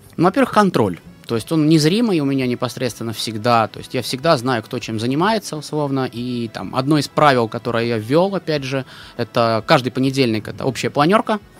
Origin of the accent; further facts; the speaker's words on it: Dno, Pskov Oblast, Russia; moved away; Я приехал из городка под названием Дно.